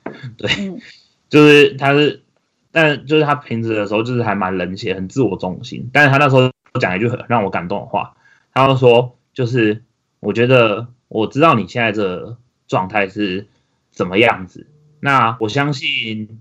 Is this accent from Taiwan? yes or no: yes; Taichung, Taiwan; 我，台中人嘛